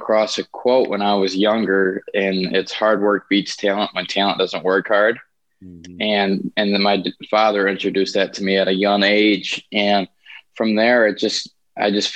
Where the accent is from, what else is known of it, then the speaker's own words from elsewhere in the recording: Grand Rapids, Michigan, United States; I'm from Grand Rapids, Michigan